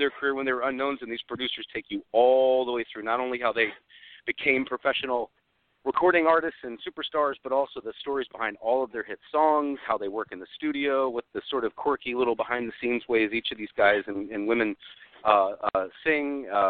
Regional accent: Nashville, Tennessee, United States; born or raised there

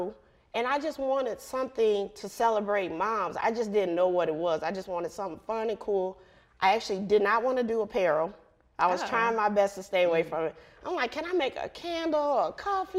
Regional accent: Chicago, Illinois, United States; accent: Chi-Town; I'm from Chicago, the suburbs

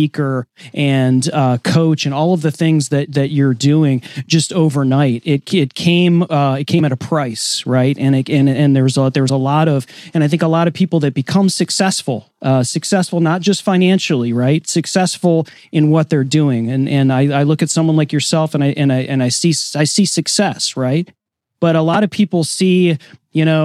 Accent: Romeo, Michigan, United States; I grew up 32 mile in Van Dyke, Romeo.

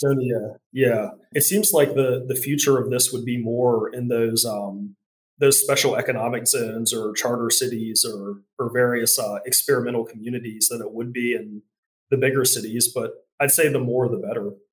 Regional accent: Charlottesville, Virginia, United States; my hometown of Charlottesville

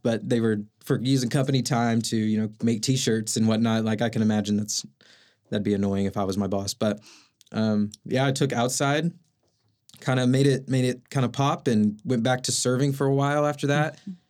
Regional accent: Oklahoma City, Oklahoma, United States; Yeah, I'm from South Oklahoma City, Moore area, born and raised there. My family lives out in Tuttle, went to school in Edmond, kind of moved up and down 35 there.

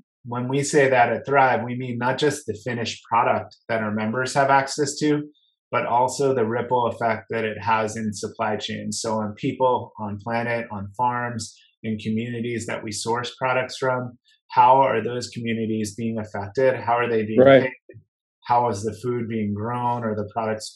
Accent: New Jersey, United States; moved away; also born or lived in Boston / Colorado; growing up in New Jersey

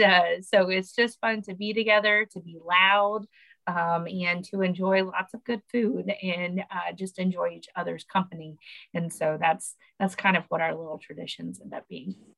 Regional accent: Oklahoma, United States; now in Louisiana, United States; My family still lives in Oklahoma

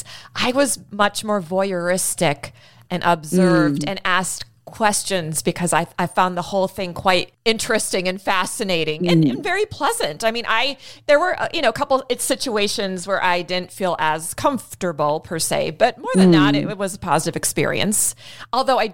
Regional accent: United States; I'm still an American

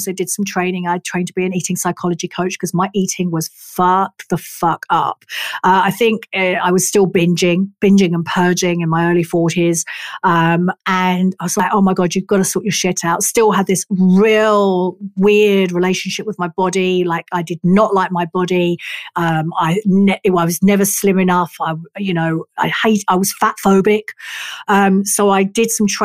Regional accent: England, United Kingdom; I am English.

